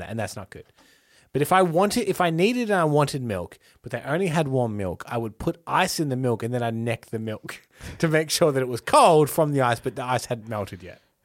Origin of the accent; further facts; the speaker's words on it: Melbourne, Victoria, Australia; we're from Melbourne